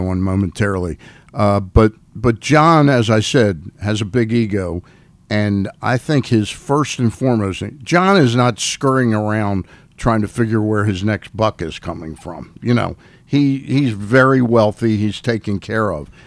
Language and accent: English; Washington, District of Columbia, United States; I was born in Washington, D.C., and when I was four and five years old